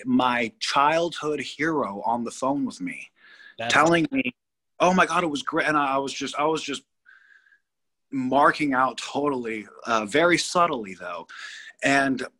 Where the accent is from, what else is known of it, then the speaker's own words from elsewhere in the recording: Malibu, California, United States; also born or lived in Brentwood, Los Angeles; We ended up moving to Malibu when I was seven